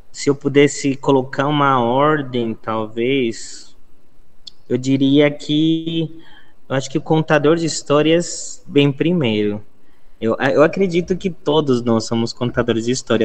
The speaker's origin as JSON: {"language": "Portuguese", "region": "Bogotá", "country": "Colombia", "tie": "born or raised there", "first_language": "Spanish", "second_language": "Portuguese", "moved": "as an adult", "lives_now": "Brazil", "said": "Eu sou colombiano. Eu nasci na cidade de Bogotá. E eu moro já há 13 anos aqui no Brasil"}